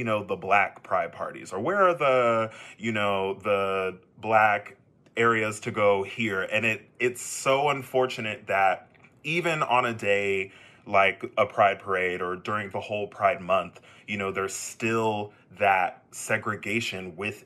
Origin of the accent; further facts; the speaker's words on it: Texas, United States; Me being a Texan myself, I can definitely attest to growing up gay in Texas